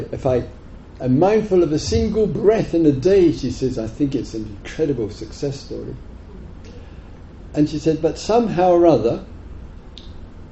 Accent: England, United Kingdom; moved away as an adult; also born or lived in Thailand; I was the only Westerner there, and being English, far too lazy to learn another language

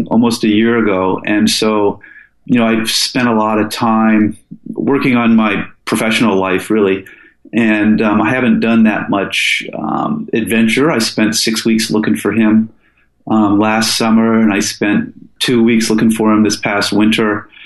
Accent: Falls Church, Virginia, United States; moved away as an adult; also born or lived in Seattle, Washington; now in Alaska, United States; I moved to the East Coast with my dad and mom as a kid, and I went to high school in Falls Church inside of the Beltway near D.C.

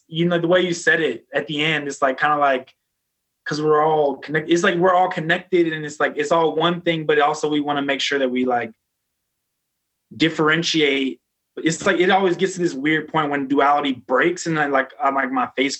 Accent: Philadelphia, Pennsylvania, United States; I grew up in Philadelphia in the hood

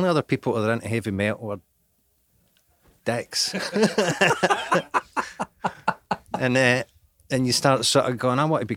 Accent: Scotland, United Kingdom

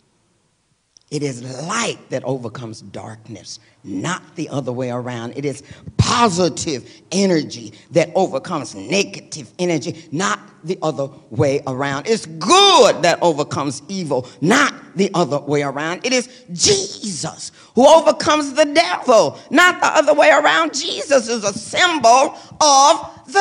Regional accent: Lubbock, Texas, United States; I grew up in Lubbock, Texas, that was a college town

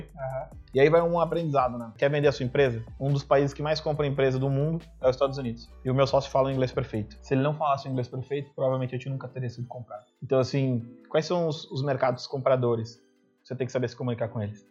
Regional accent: Sapucaia do Sul, Rio Grande do Sul, Brazil; also born or lived in Canoas; Eu, eu também sou de Canoas, que é a, V4. Na verdade, é uma cidade aqui do lado, que é a cidade de Sapucaia. Eu estudava aqui em Canoas

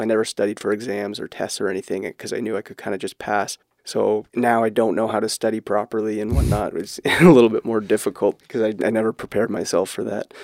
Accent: Barrie, Ontario, Canada; I grew up in Barrie, similar to Gord

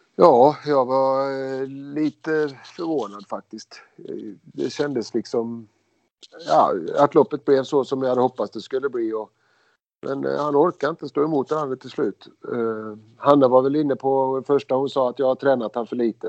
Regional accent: Skara, Västra Götaland, Sweden; Vi kommer ju från Skara båda två, eller, mot Skara båda två

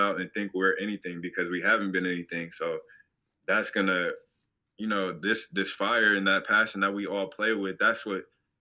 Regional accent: Portland, Oregon, United States; moved away; growing up in Portland

